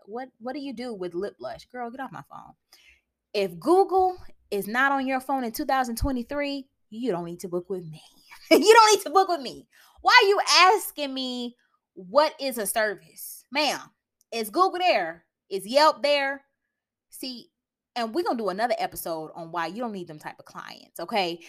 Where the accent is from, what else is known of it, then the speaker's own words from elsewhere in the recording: United States; I'm American